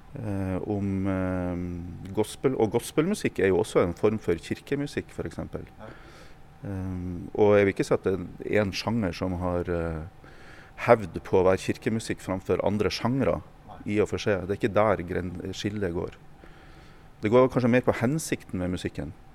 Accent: Meløy, Nordland, Norway; i Meløy kommune i Nordland, på ei lita bygd

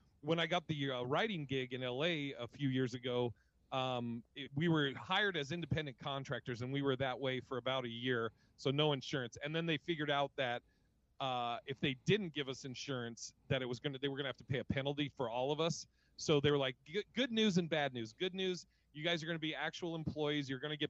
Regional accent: Portland, Oregon, United States; also born or lived in Seattle; now in Las Vegas, United States; I grew up in Portland, Oregon, and kind of the Northwest. I lived in, before comedy, I lived in Seattle

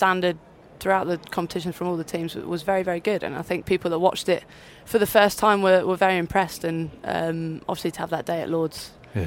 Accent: Devon, South West England, United Kingdom; I was from a smaller county when I grew up in Devon

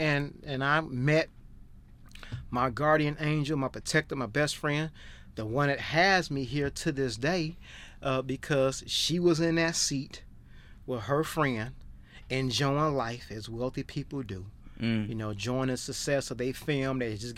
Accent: Chicago, Illinois, United States; And I don't know if it was because I'm from America and from Chicago and got that humbleness, that humble heart, that God-fearing heart, those manners.

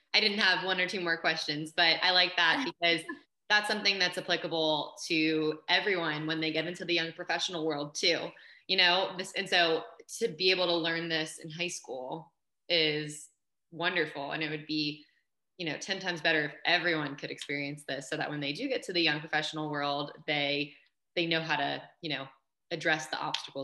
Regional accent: Baltimore, Maryland, United States; I'm from Baltimore

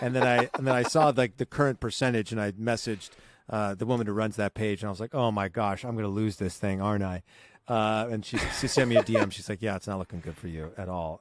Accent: Southern California, United States; I grew up in Southern California

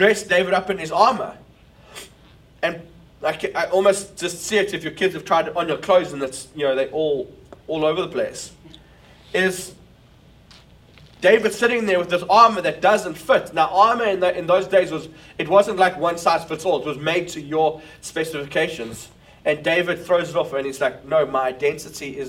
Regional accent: South Africa; now in New York, United States; as a South African leading a church in New York

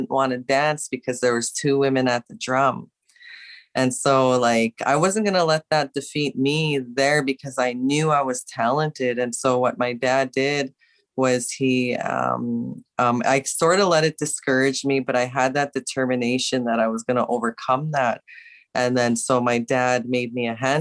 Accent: Winnipeg, Manitoba, Canada; I'm the one from Winnipeg, Manitoba

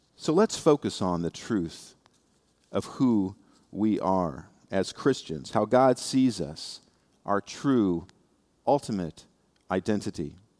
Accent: Indiana, United States; now in South Florida, United States; I come from Indiana

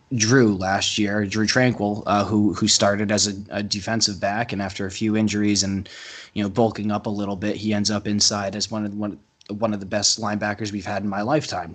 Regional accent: Rhode Island, United States; Rhode Island, my home state

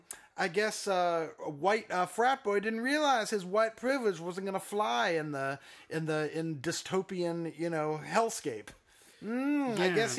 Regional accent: United States; all of us Americans

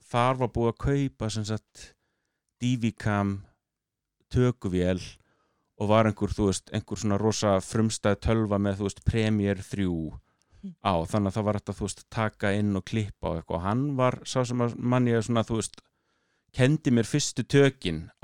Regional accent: Akureyri, Northeastern Region, Iceland; now in United States; ég er akkuringur, ég er á norðan

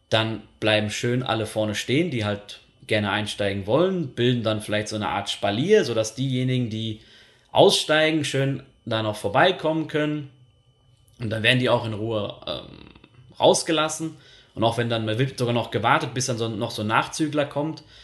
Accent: Germany; moved away as an adult; now in Switzerland; ich bin Deutscher und hier 2016 in die Schweiz gekommen

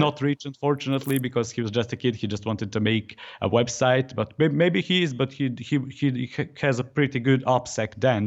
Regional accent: Serbia; I'm from Serbia

